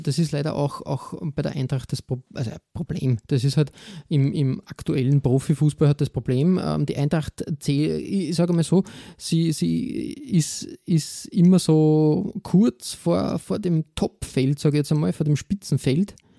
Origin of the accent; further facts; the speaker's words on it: Austria; als Österreicher